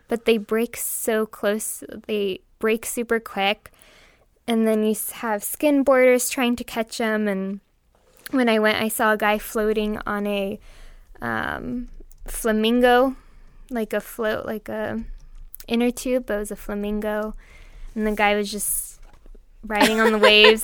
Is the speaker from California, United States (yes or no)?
yes; Huntington Beach, California, United States; I grew up in Huntington